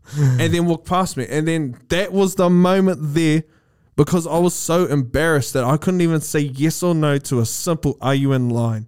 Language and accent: English; New Zealand; New Zealand, Maori, our languages is influenced by the Austro-Polynesian language family